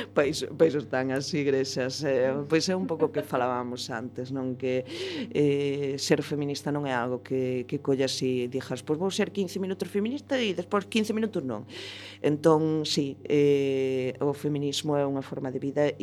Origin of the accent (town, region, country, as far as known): Galicia, Spain